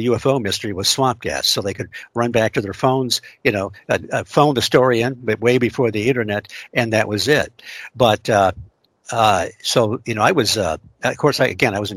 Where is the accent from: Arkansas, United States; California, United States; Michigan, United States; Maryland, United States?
Michigan, United States; Detroit; I grew up in around the Detroit area. And in Michigan